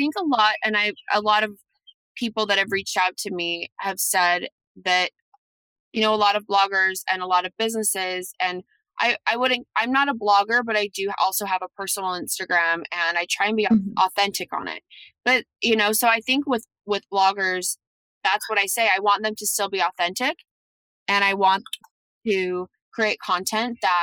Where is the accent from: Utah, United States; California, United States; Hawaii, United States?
Utah, United States; Salt Lake City; I'm from Salt Lake City